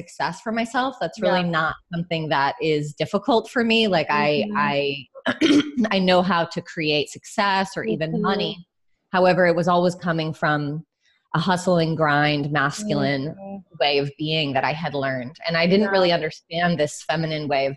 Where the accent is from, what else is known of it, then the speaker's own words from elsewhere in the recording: New York, United States; I grew up right outside of New York City with immigrant parents from Ireland